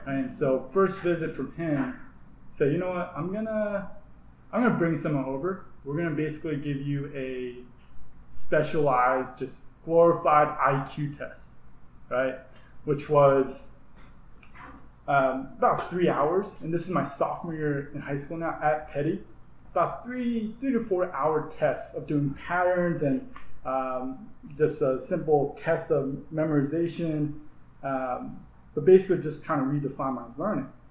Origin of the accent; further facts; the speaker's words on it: New Jersey, United States; moved away as an adult; growing up in New Jersey swimming